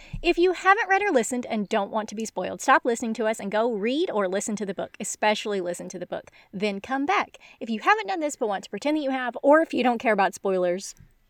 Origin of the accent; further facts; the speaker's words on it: United States; I spent childhood summers in Devon and attended graduate school in Nottingham, but I'm embarrassingly American.